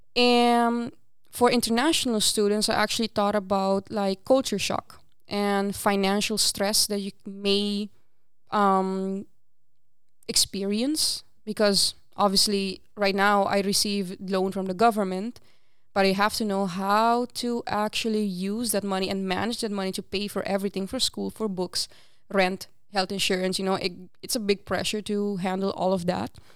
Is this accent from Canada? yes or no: no; Aruba; first language Papiamento; English is a second language; moved away as an adult; now in Netherlands; I actually was born and raised in Aruba, and I moved here to the Netherlands about six years ago